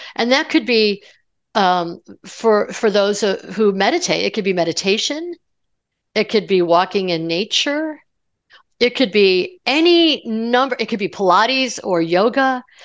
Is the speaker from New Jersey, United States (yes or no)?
no; Colorado, United States; I'm from Colorado, so, you know, Mile High City